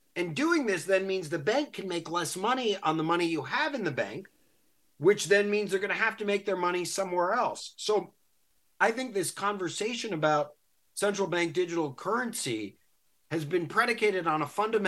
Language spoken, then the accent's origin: English; Silver Spring, Maryland, United States; my hometown here in Silver Spring, Maryland.